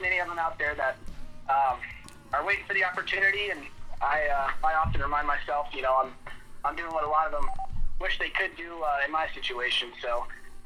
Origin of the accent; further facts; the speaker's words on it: Sherrills Ford, North Carolina, United States; I grew up in Sherrillsford, North Carolina, which is about, I'd say, an hour northwest of Charlotte